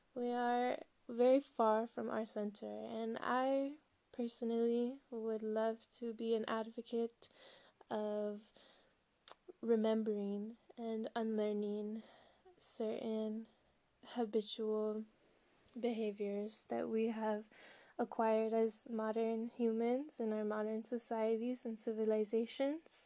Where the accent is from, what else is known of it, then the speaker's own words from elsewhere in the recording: Southern California, United States; also born or lived in Colorado / Humboldt County, California / Jalisco / Jamaica; I'm from Southern California. I grew up in California and Colorado